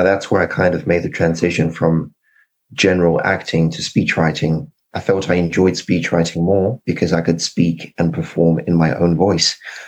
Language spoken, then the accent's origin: English; Zimbabwe; accent: British; also born or lived in United Kingdom; was born in the UK, but I've got mixed ancestry. My father is Nigerian. My mother is Zimbabwean. I grew up in Zimbabwe, but I had a long, complicated Nigerian name and a British accent.